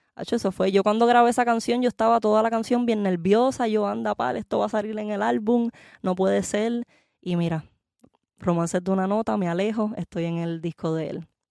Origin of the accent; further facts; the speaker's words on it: Puerto Rico; soy de Puerto Rico, nací en Puerto Rico, me crié allá